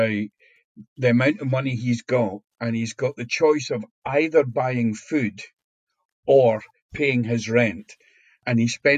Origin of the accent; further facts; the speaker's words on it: Scotland, United Kingdom; we as a Scottish nation